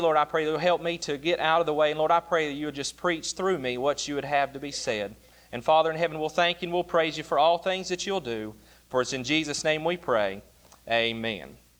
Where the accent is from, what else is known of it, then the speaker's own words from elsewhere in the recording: West Virginia, United States; moved away; I grew up in West Virginia